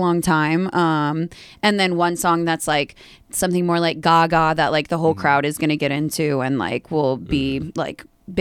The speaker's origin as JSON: {"language": "English", "town": "Dallas", "region": "Texas", "country": "United States", "tie": "born or raised there", "moved": "yes", "lives_now": "Chicago, United States", "said": "I'm from Dallas, Texas"}